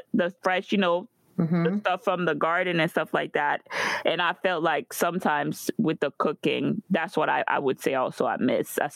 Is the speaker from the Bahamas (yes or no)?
no; Guadeloupe; moved away; growing up in Guadeloupe